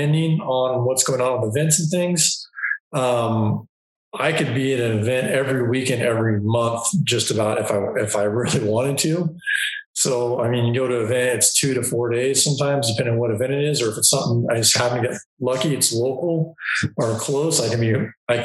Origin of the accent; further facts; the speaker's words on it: Longview, Washington, United States; I was raised in Southwest Washington, just north of Portland, Oregon, a little town called Longview